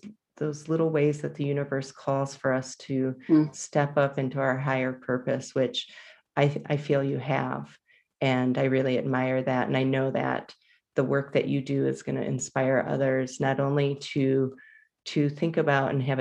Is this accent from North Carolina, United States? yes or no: no; Jackson, Michigan, United States; now in Colorado, United States; I am a Michigander. I was born and raised there